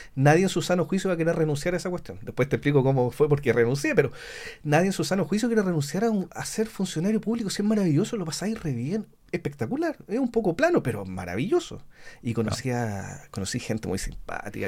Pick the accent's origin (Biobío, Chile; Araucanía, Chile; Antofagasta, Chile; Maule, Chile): Biobío, Chile; Talcahuano; moved away; also born or lived in Temuco / Pitrufquén; Yo soy de Talcahuano